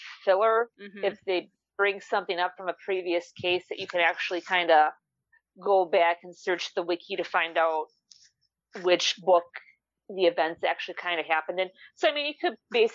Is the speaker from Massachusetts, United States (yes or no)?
no; Wisconsin, United States; the north woods of my home state, Wisconsin